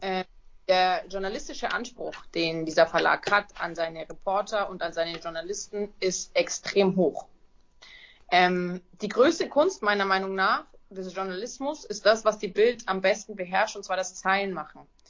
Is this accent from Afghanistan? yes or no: no; Nuremberg, Bavaria, Germany; Ich komme aus Nürnberg